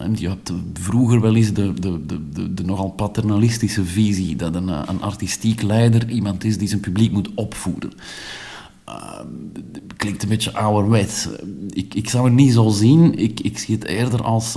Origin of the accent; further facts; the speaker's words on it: Belgium; als Belg